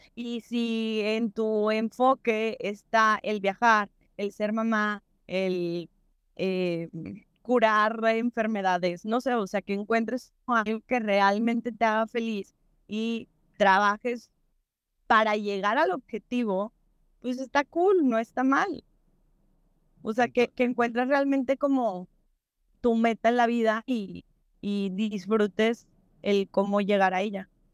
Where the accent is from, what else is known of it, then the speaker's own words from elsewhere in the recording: Mexico; para nosotros como mexicanos